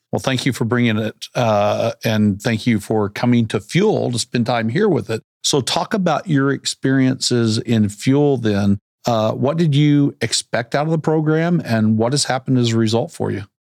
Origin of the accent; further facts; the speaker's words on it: Central Arkansas, United States; also born or lived in New Orleans / Nashville / Chicago / Denver; I grew up in Central Arkansas